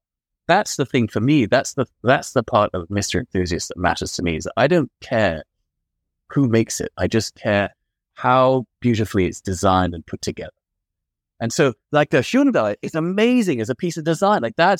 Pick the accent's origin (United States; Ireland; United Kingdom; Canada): United Kingdom; London; French-Moroccan. I grew up in London.